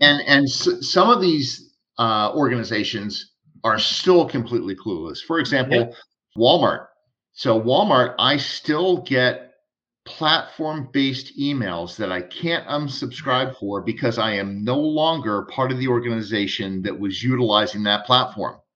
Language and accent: English; Texas, United States; I'm from Texas